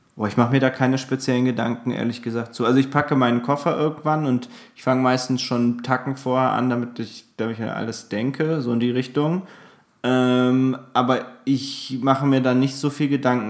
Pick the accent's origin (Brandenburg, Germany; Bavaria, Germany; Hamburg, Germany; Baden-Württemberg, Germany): Bavaria, Germany; Aschaffenburg; moved away; bei mir zu Hause, also aus, aus meiner Heimat